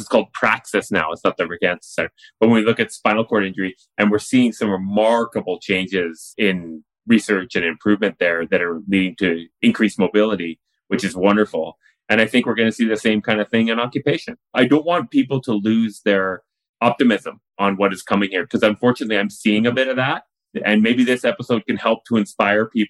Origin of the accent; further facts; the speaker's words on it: Richmond, British Columbia, Canada; I grew up in Richmond, BC